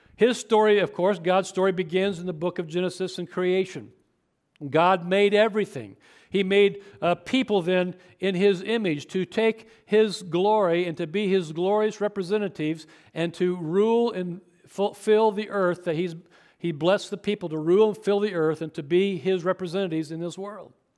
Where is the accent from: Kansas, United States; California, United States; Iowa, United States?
Kansas, United States; Chapman; growing up in Chapman, Kansas, not far from here